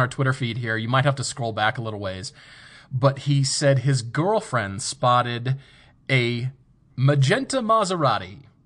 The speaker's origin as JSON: {"language": "English", "region": "Colorado", "country": "United States", "tie": "born or raised there", "said": "I grew up in Colorado"}